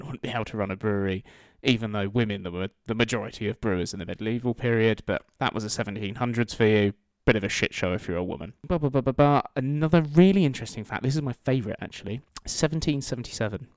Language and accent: English; Kent, South East England, United Kingdom; we're from kent